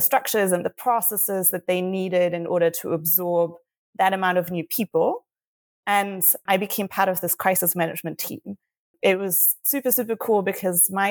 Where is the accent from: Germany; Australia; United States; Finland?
Germany; Berlin; moved away as an adult; also born or lived in United Kingdom; I'm from Germany, I'm from Berlin, and I was living in the UK at the time